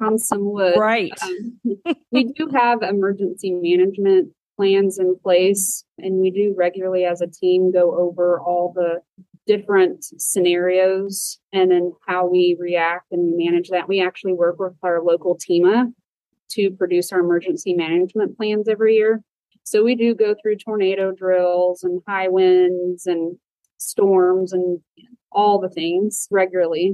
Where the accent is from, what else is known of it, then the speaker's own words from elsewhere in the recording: Fort Collins, Colorado, United States; now in Oklahoma, United States; I actually grew up in Fort Collins, Colorado on an equine reproduction ranch